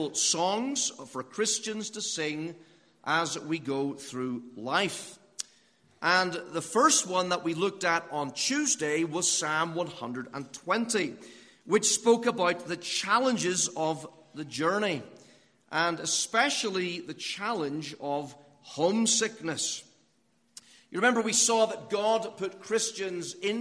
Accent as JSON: {"language": "English", "region": "Northern Ireland", "country": "United Kingdom", "tie": "born or raised there", "moved": "yes", "said": "when I was growing up in Northern Ireland, we had lots of castles over there"}